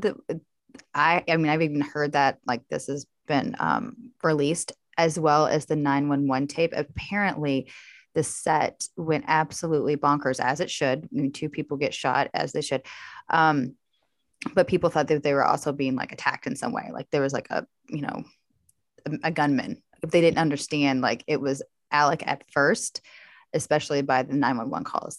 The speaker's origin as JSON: {"language": "English", "town": "La Grange", "region": "Kentucky", "country": "United States", "tie": "born or raised there", "said": "I am from a very small town, um, I grew up mostly in LaGrange"}